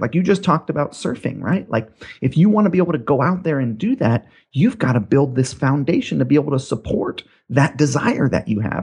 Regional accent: Hawaii, United States; I grew up in Hawaii

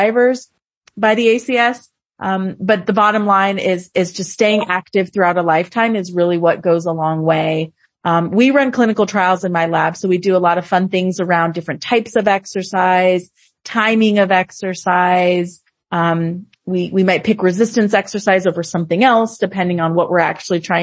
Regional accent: Southern California, United States; moved away as an adult; also born or lived in Los Angeles, United States; now in Boston, United States; I'm actually from Southern California

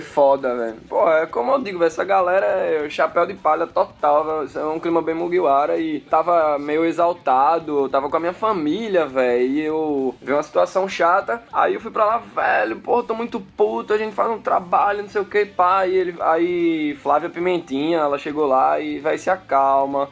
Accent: Recife, Pernambuco, Brazil; accent: nordestino; eu nasci em Recife mesmo

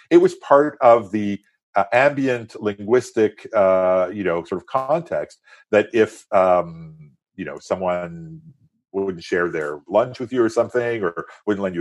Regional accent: France; first language French; English is a second language; and into sort of early adulthood uh, in France and became a French citizen. I'm a French citizen. My mother tongue is French.

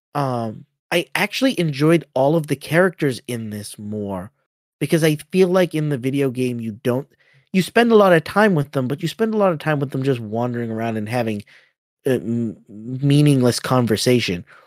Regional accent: Boston, Massachusetts, United States; I'm from Boston

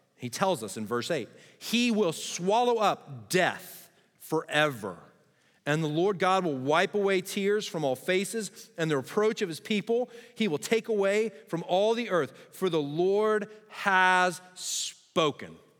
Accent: Texas, United States; I'm a Texan

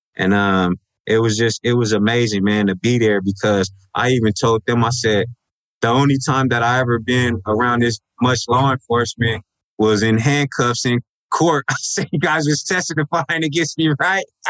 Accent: Los Angeles, California, United States; I was raised in South Los Angeles

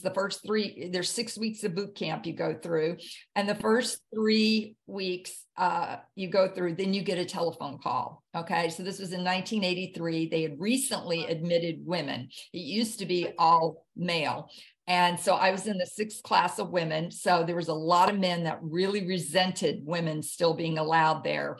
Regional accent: Jackson, Mississippi, United States; moved away as an adult; also born or lived in Hawaii; now in New Bern, United States; I grew up in Jackson, Mississippi

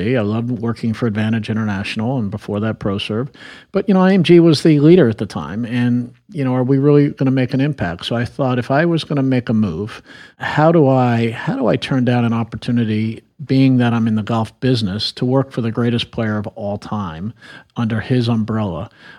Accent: New York, United States; moved away as an adult; also born or lived in Washington, D.C. / Palm Beach, Florida; being that I was from New York, I was now living in D.C.

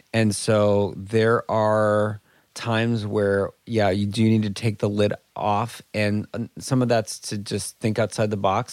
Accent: Minnesota, United States; moved away as an adult; also born or lived in Indianapolis; I grew up in Minnesota

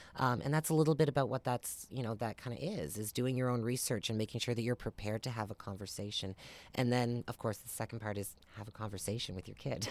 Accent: Amherst, Nova Scotia, Canada; I grew up in Amherst, Nova Scotia, not too far away

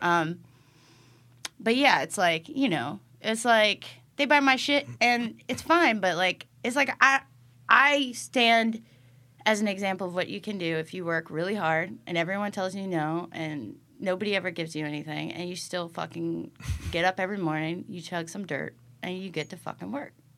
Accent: Iowa, United States; moved away; also born or lived in Illinois; I grew up in Iowa

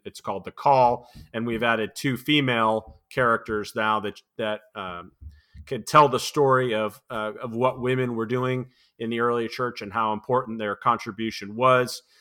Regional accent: New England, United States; I grew up in New England, and so we had long, cold winters

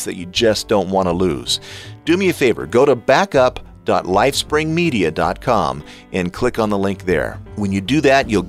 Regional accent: United States; I am an American

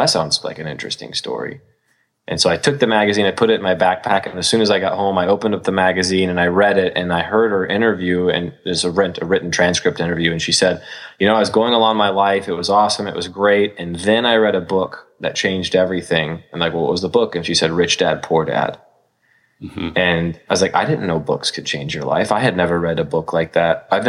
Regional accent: Iowa, United States; Born and raised in Iowa.

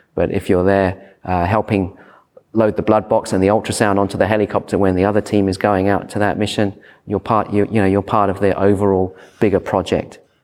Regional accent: United Kingdom; moved away as an adult; now in Sydney, Australia; I'm British

